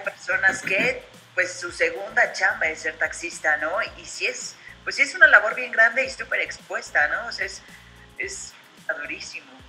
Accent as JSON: {"language": "Spanish", "region": "Puebla", "country": "Mexico", "also_born_or_lived": "Tlaxcala", "moved": "yes", "lives_now": "Pachuca, Mexico", "said": "soy de Puebla"}